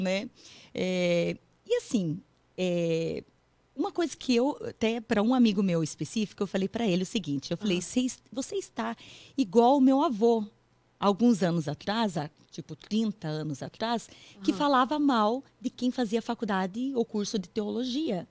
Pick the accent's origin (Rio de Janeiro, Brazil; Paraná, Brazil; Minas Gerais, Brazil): Paraná, Brazil; moved away as an adult; also born or lived in São Paulo state, Brazil; now in United States; eu sou meio paranaense e meio paulista. Hum. É, porque eu nasci no estado de São Paulo, pessoal, mas eu morei muito tempo no Paraná.